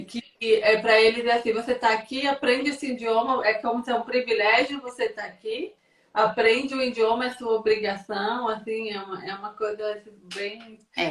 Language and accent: Portuguese; São Paulo, Brazil; now in Portugal; eu sou paulista, eu nasci em São Paulo